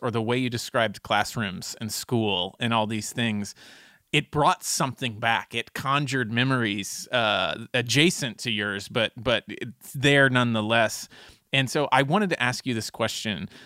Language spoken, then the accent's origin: English; Texas, United States; as a Texan